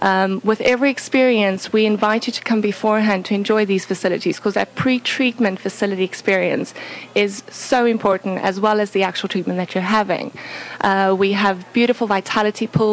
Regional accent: South Africa; now in Virginia, United States; I'm originally from South Africa

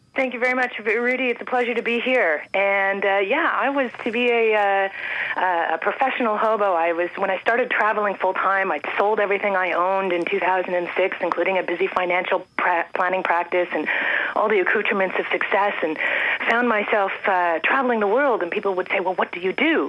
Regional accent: Toronto, Ontario, Canada; moved away as an adult; also born or lived in Andes, South America; born and raised in Toronto

